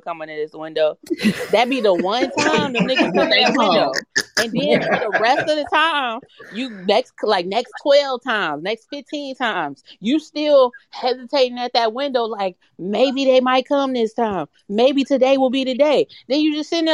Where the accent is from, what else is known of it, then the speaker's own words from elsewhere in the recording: Chicagoland area, Illinois, United States; I'm from the Chicagoland area.